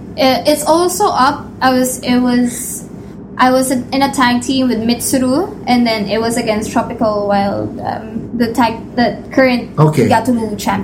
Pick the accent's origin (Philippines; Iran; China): Philippines; Actually, no, I'm a wrestler. I'm from the Philippines